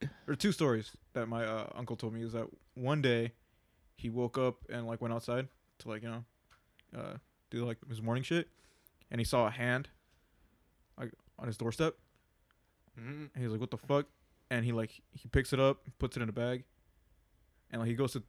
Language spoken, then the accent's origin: English; Mexico; born or raised there; moved away